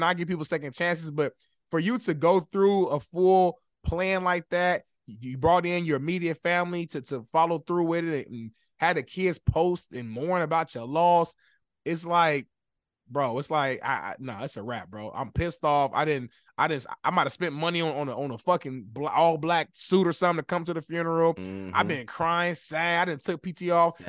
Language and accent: English; Chicago, Illinois, United States; I'm from Chicago, you feel me?